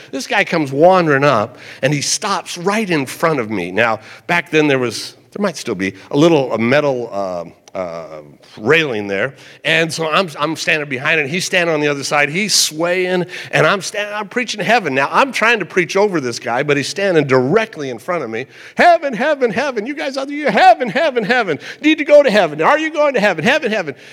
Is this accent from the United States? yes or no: yes; United States; as an American